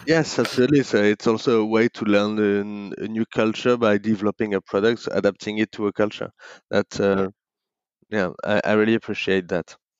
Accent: Paris, Île-de-France, France; moved away as an adult; now in Hong Kong; I grew up in in Paris

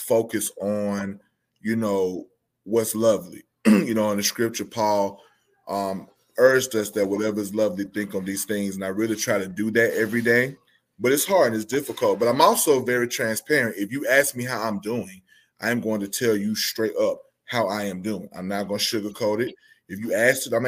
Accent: Albany, Georgia, United States; I too am also from Albany, Georgia

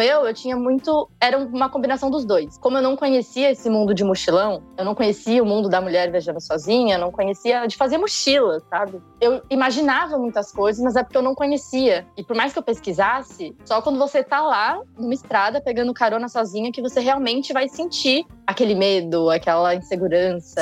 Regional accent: São Paulo, Brazil; eu sou de São Paulo

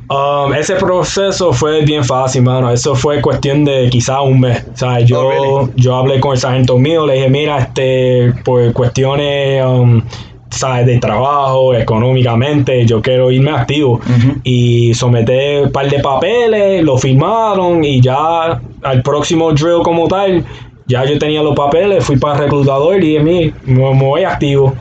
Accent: Aguadilla, Puerto Rico; moved away; soy de Aguadilla, Puerto Rico.

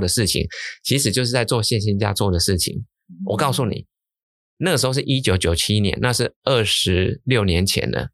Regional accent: Changhua County, Taiwan; 我是彰化出生的，我们家族都在彰化，都是乡下

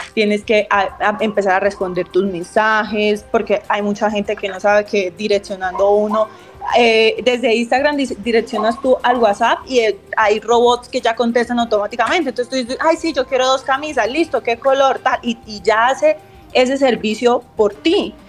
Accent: Bucaramanga, Santander, Colombia; yo soy de Bucaramanga

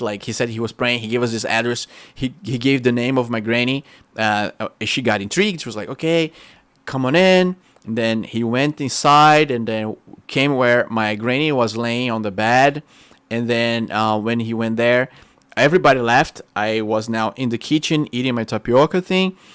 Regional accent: Rio de Janeiro, Brazil; English is a second language; moved away as an adult; now in United States; We just moved out of Rio de Janeiro.

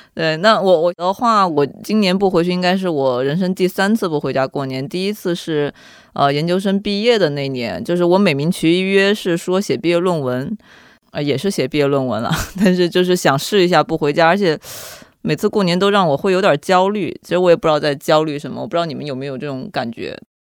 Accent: Guizhou, China; moved away as an adult; now in Beijing, China; 贵州人，十八岁的时候来到北京读书，然后到现在已经快十六年了

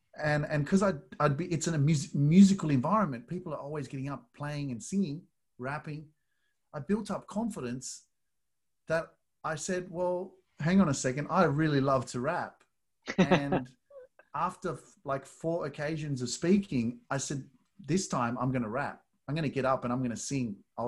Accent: Australia; from Australia.

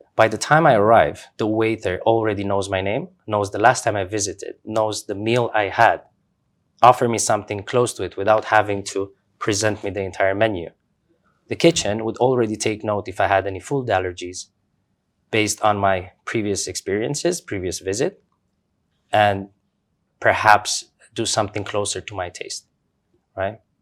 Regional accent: Romania; moved away as an adult; also born or lived in Doha, Qatar; I grew up in Romania, uh, middle class family, working parents.

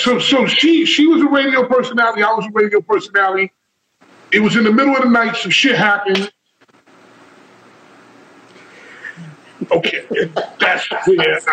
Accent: New York, United States; now in New Jersey, United States; I'm from New York. I'm from Harlem

